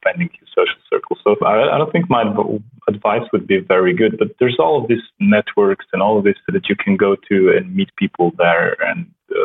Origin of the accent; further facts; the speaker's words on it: Slovenia; first language Slovenian; English is a second language; I come from a very small country in Europe, and it's kind of normal for us to learn languages at a very early age. So I started with English, obviously. My native language is Slovenian